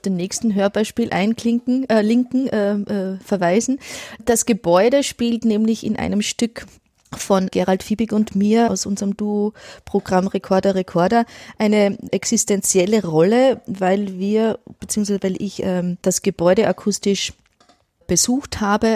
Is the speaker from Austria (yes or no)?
yes; Innviertel, Upper Austria, Austria; now in Ulm, Germany; jedes Mal, wenn ich ins Innviertel fahre, also quasi in meine Heimat